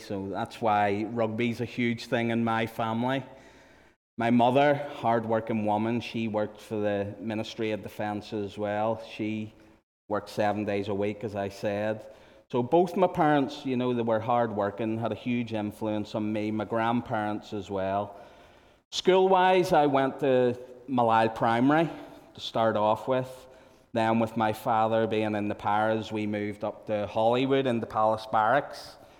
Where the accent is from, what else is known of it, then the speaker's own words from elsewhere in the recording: Malaysia; I knew Rhonda from growing up in Malaya, that was as kids.